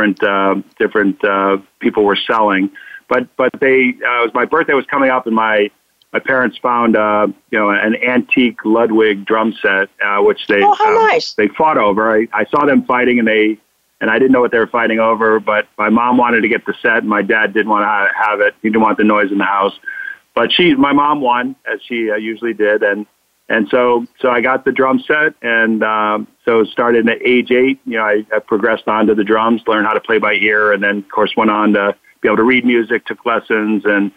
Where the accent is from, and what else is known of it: Connecticut, United States; born or raised there; also born or lived in Boston